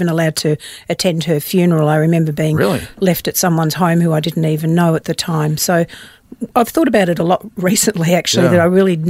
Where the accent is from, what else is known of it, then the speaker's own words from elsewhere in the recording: Pyramid Hill, Victoria, Australia; also born or lived in Melbourne; I was born in Melbourne a few years later, and eventually we moved to a very small country town called Pyramid Hill.